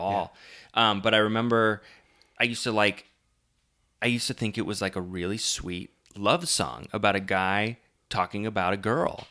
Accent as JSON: {"language": "English", "town": "Omaha", "region": "Nebraska", "country": "United States", "said": "I'm from Omaha"}